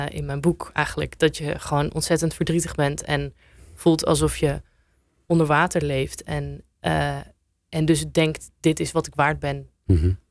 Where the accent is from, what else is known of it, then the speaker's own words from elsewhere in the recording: Apeldoorn, Gelderland, Netherlands; also born or lived in Amsterdam; omdat ik zelf eh, tien jaar daar heb gewoond. En ik kwam uit Apeldoorn naar Zuidoost.